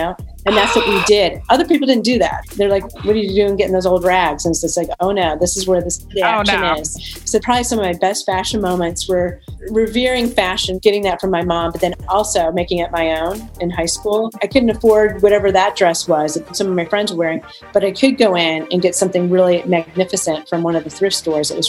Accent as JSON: {"language": "English", "area": "near Palm Beach", "region": "South Florida", "country": "United States", "tie": "born or raised there", "said": "I was raised in the South and in a town, it's just outside of Palm Beach"}